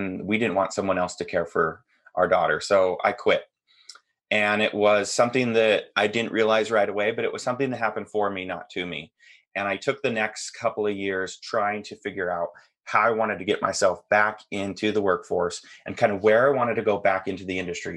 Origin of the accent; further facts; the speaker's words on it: Seattle, Washington, United States; I'm from Washington State, kind of the North Seattle